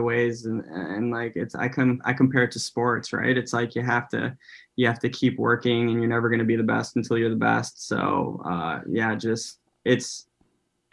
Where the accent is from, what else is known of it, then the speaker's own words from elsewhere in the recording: United States; growing up in America and being half Filipino at the same time